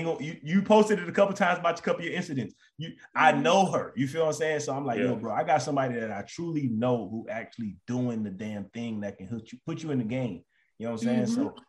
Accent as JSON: {"language": "English", "town": "Florence", "region": "South Carolina", "country": "United States", "said": "We from Florence."}